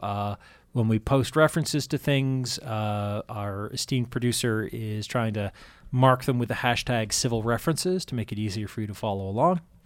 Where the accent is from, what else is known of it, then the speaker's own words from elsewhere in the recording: Massachusetts, United States; I'm a Yankee. I'm from Massachusetts, born and raised.